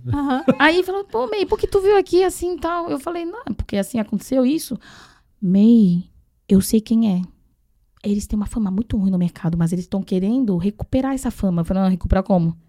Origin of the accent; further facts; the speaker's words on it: Taiwan; now in Brazil; eu que sou de Taiwan, independente se sou de Taiwan, China, eu tô falando chinês